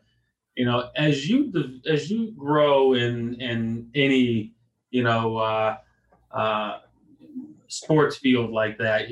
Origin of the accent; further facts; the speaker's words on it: Virginia, United States; the town I grew up in Virginia